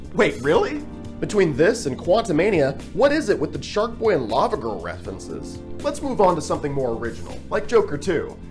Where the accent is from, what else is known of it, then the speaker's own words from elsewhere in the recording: Oklahoma, United States; my hometown, and I'm from Oklahoma